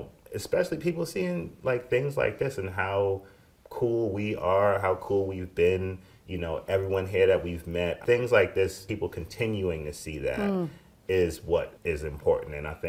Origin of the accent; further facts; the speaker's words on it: New York City, New York, United States; And I'm from the Bronx